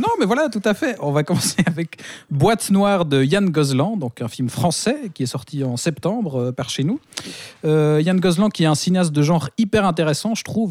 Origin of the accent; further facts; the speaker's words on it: Switzerland; chez nous en Suisse